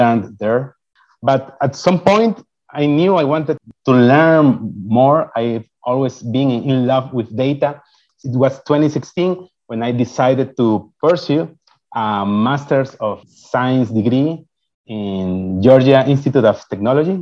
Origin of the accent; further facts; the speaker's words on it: Ecuador; first language Spanish; English is a second language; moved away as an adult; I got admitted an undergrad computer engineering program in my home country. I'm from Ecuador